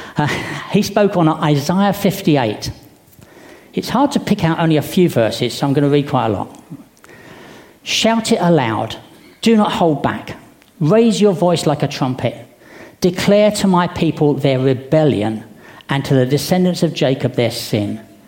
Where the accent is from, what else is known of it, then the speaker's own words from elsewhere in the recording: United Kingdom; Being British